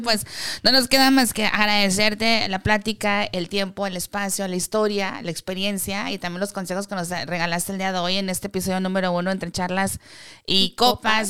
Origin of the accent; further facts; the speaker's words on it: Mexico; como latino, como mexicano, lo quiero decir mexicano